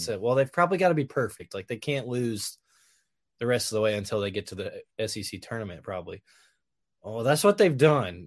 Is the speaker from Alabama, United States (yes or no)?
yes; Hoover, Alabama, United States; I grew up in Hoover